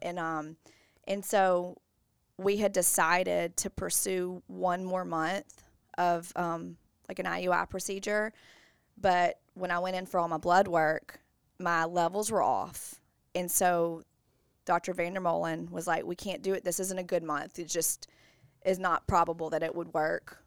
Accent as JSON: {"language": "English", "town": "Bossier City", "region": "Louisiana", "country": "United States", "tie": "born or raised there", "said": "I'm from Bossier, born and raised"}